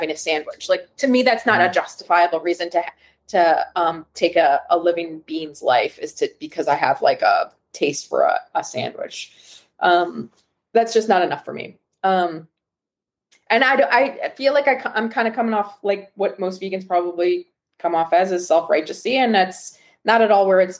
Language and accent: English; Wisconsin, United States; born or raised there